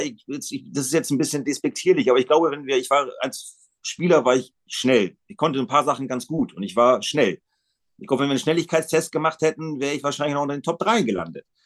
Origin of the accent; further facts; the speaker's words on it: Bremen, Germany; Das ist meine Heimatstadt